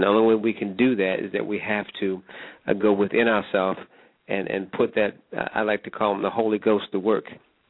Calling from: Germany; I'm calling from Germany.

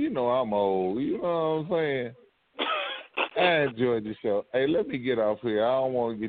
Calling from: Lithonia, Georgia, United States; I'm calling from Lithonia, Georgia.

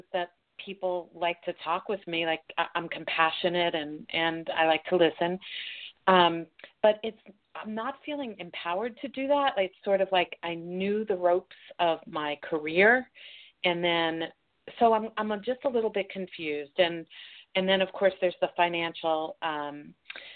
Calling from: Colorado, United States; I'm calling from Colorado

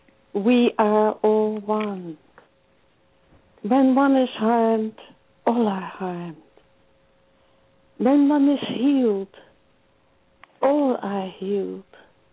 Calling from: Pennsylvania, United States; I'm calling from Pennsylvania.

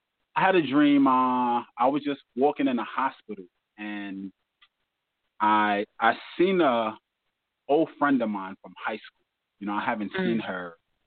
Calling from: New York City, New York, United States; I'm calling from Far Rockaway, New York.

